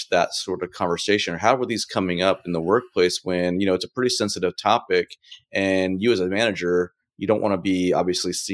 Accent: West Coast, United States; You know, me growing up on the West Coast, more urban.

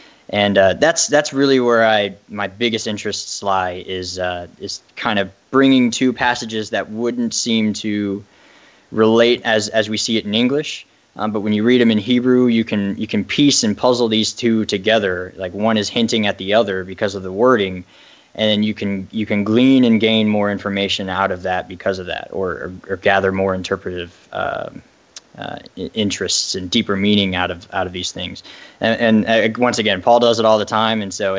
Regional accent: Ireland; I am Irish, if you couldn't tell. I was raised Catholic and eventually went to more towards like agnostic atheism, more or less.

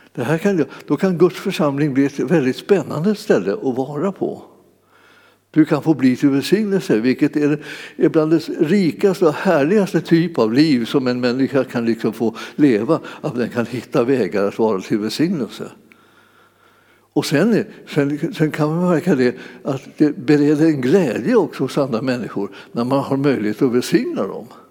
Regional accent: Sweden; föddes vi så småningom när de hade flyttat hem till Sverige

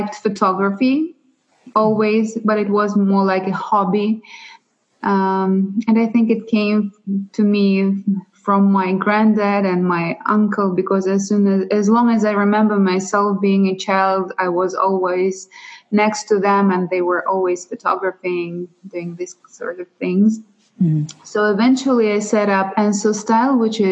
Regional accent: Russia; accent: Russian and Ukrainian; English is a second language; moved away; also born or lived in Ukraine; Originally, I'm from Russia. So if somebody is curious about my accent, it's from Russia and from Ukraine.

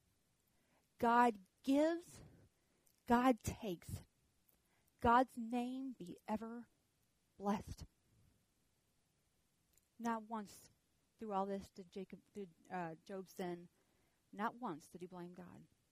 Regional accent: the South, United States; accent: southern; my southern accent

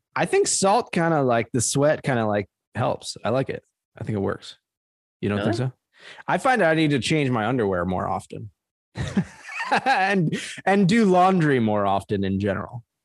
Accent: Trenton, New Jersey, United States; moved away; I was born in Trenton, New Jersey. That's my home city, the capital of New Jersey.

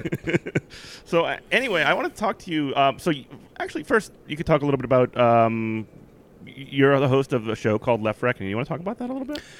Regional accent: Virginia, United States

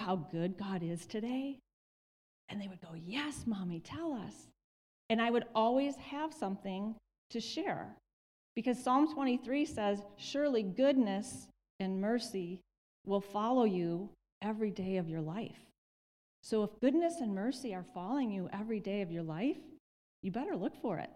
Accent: Michigan, United States; moved away; we're from Michigan

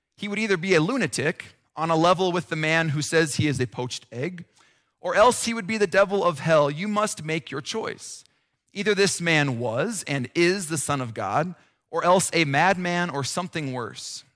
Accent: Nebraska, United States; also born or lived in Chicago / Minnesota; now in Colorado, United States; I grew up in Nebraska

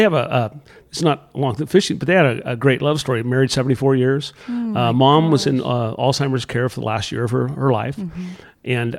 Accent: Morro Bay, California, United States; I grew up in Morro Bay, California.

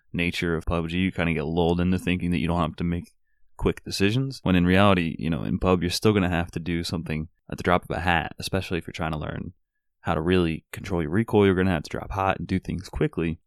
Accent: Philadelphia, Pennsylvania, United States; growing up in Philly

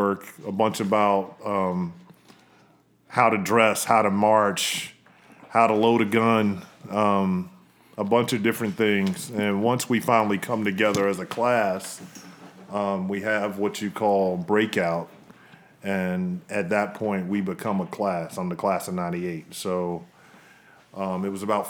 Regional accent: Hinesville, Georgia, United States; moved away as an adult; also born or lived in Miami, Florida / Virginia; I was raised in Hinesville, Georgia

